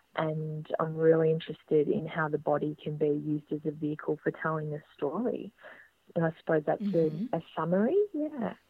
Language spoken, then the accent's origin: English; Geelong, Victoria, Australia; also born or lived in Bendigo; now in Melbourne, Australia; I'd grown up in Geelong.